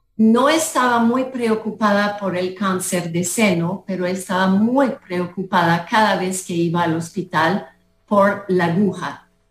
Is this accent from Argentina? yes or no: no; Canada; moved away as an adult; now in Costa Rica; yo soy de Canadá